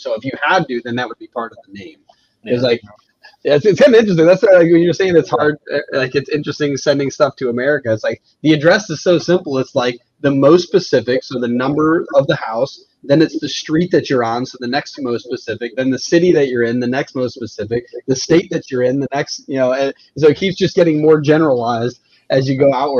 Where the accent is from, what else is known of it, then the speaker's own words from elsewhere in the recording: Mechanicville, New York, United States; my hometown is Mechanicville